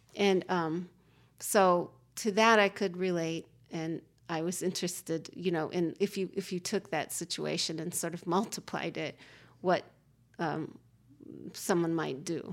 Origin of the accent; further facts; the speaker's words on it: Oregon, United States; moved away; also born or lived in Chicago; I grew up in Oregon